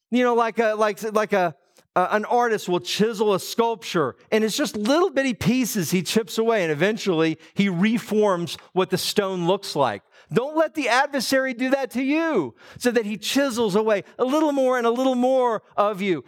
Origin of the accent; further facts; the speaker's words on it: Atlanta, Georgia, United States; I grew up in Metro Atlanta